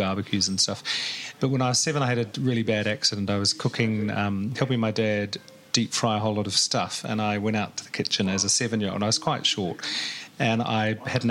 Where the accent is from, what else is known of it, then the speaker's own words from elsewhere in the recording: New Zealand; moved away as an adult; also born or lived in Australia; now in London, United Kingdom; I'm a New Zealander, and I've lived in Britain for, I came here in 89, so almost 30 years